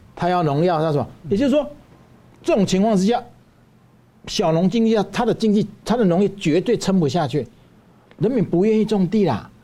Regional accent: Taiwan; 我们台湾人

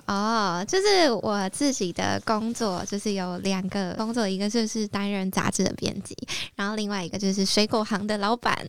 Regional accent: Taoyuan, Taiwan; moved away as an adult; also born or lived in Taipei; 那时候我在台北，然后是桃园人

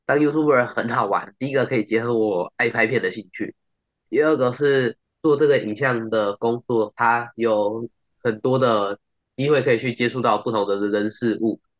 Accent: Pingtung County, Taiwan; 去拍更多的纪录片，带大家认识屏东，大家认识我的家乡，这样子扩大大家的视野。

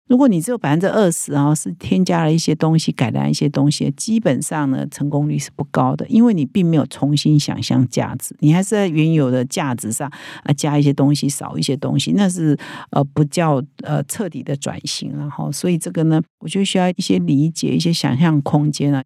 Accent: Taiwan; 我们台湾人最熟悉的

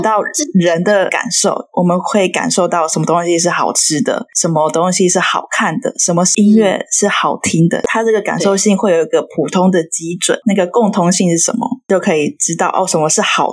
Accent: Chiayi, Chiayi City, Taiwan; 我也是嘉义人

